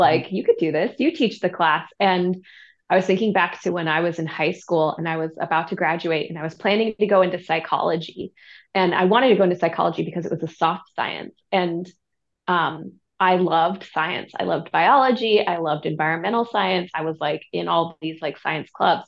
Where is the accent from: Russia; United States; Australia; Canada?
United States; Santa Barbara, California; I grew up in Santa Barbara, California.